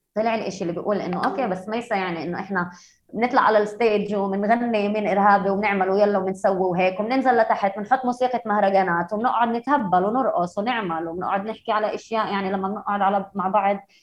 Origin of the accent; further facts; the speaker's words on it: Haifa, Haifa District, Israel; انا من حيفا انا فلسطينيه بس انا معي هويه اسرائيليه